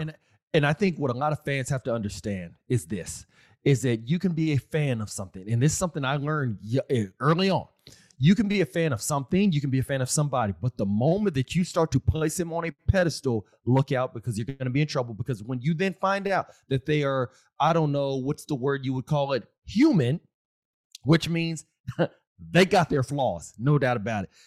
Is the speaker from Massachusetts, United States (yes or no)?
no; Austin, Texas, United States; I'm from Austin, Texas. Still live in Texas